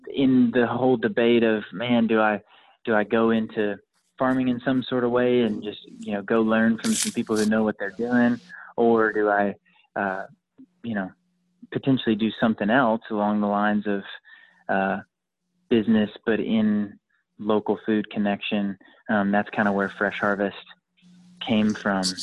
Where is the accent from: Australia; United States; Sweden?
United States; Lawrenceville, Georgia; also born or lived in Monroe, Georgia; I grew up in Lawrenceville